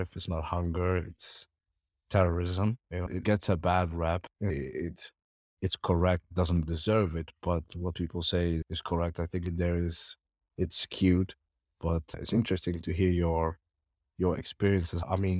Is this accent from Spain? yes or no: no; Somalia; born there; I mean, obviously, you know, I was born in Somalia.